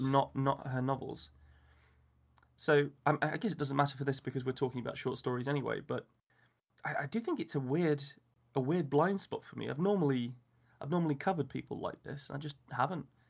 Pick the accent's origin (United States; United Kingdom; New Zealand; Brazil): United Kingdom; England; as an Englishman